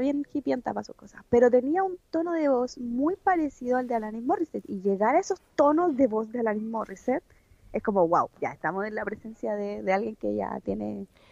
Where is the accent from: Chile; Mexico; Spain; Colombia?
Chile; somos chilenos